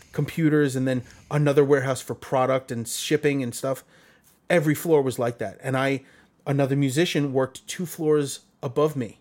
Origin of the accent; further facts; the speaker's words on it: New York City, New York, United States; growing up in Brooklyn